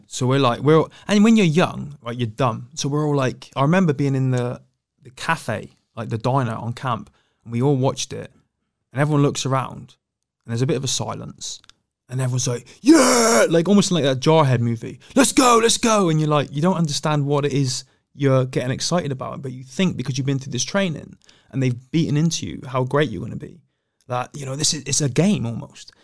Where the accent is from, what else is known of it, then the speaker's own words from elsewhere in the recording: Plymouth, South West England, United Kingdom; I was born in Plymouth and raised in Plymouth